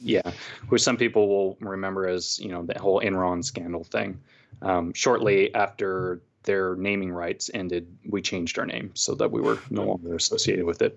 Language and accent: English; California, United States; moved away as an adult; also born or lived in Texas; now in Portland, United States; I was born and raised in California, went to college there